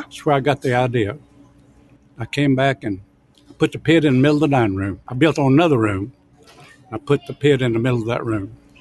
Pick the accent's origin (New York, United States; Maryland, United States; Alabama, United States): Alabama, United States; Oxford; now in Dallas, United States; I was born in Alabama. My mother had a small restaurant there. That's all I ever did was work in restaurants. I'm from a little town, Oxford, Alabama